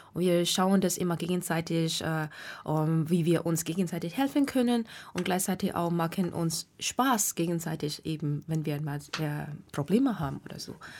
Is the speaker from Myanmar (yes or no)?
yes; Myanmar; German is a second language; moved away as an adult; now in Frankfurt, Germany; ich komme ursprünglich aus Burma oder jetzt nennt man Myanmar